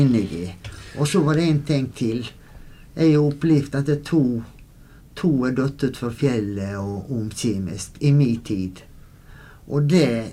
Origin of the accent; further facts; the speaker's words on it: Goksøyr, Møre og Romsdal, Norway; Vi vokste opp ute i Goksøyra